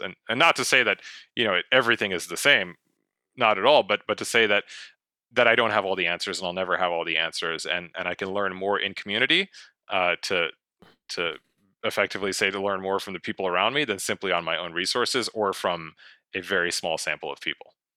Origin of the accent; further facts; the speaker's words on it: United States; I do believe I have a responsibility as an American invested in the West